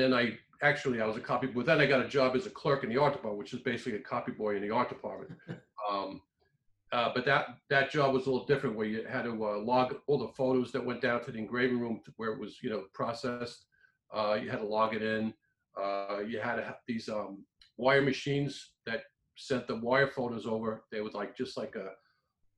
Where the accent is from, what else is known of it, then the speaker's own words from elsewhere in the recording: New York, United States; I'm from New York